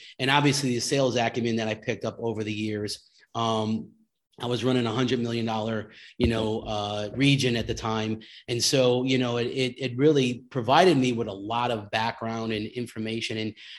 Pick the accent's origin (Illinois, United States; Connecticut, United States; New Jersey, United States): Connecticut, United States; I moved the family back to California from the East Coast. I was from Connecticut.